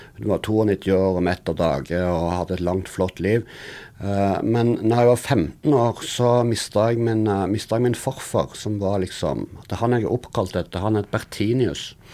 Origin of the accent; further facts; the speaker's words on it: Sandnes, Rogaland, Norway; accent: Western Norwegian dialect; jeg er jo fra Sandnes, som du hører på dialekten min. Så er litt, det ligger en litt sånn rar vestlandsdialekt baki